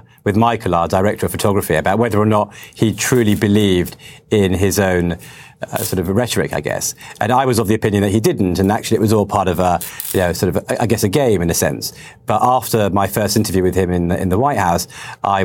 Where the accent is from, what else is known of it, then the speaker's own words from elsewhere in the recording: United Kingdom; I'm a British filmmaker